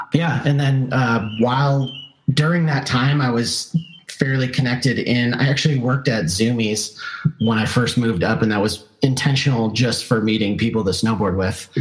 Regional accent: Southern California, United States; I grew up in Southern California

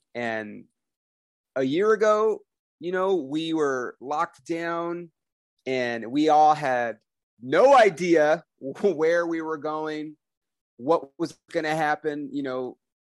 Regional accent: Los Angeles, California, United States; moved away as an adult; now in Oklahoma City, United States; I was born on Sunset Boulevard, fucking Hollywood, California, born and raised

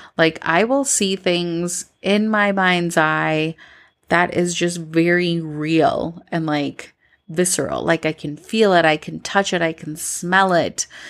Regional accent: Minnesota, United States; moved away as an adult; now in Colombia; growing up in Minnesota, I always felt like an outsider.

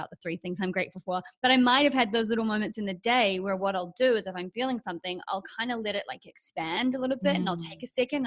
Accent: New Zealand; moved away as an adult; also born or lived in Australia; now in Los Angeles, United States; I'm from New Zealand

